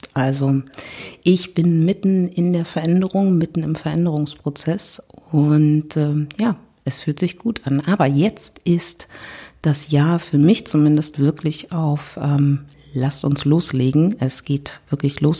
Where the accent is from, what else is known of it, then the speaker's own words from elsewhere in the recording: Berlin, Germany; ich komme aus Berlin